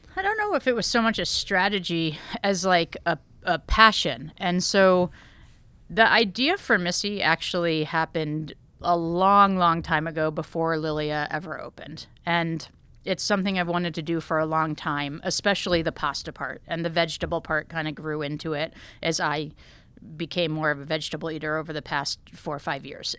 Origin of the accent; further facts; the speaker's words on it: Connecticut, United States; I grew up in Connecticut